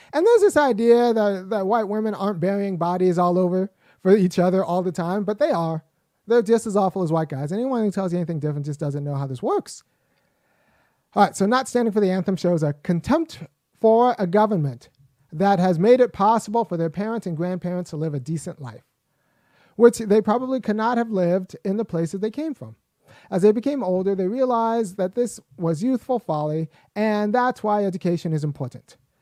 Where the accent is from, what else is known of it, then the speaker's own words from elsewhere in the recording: Los Angeles, California, United States; I was born in Los Angeles. I'm American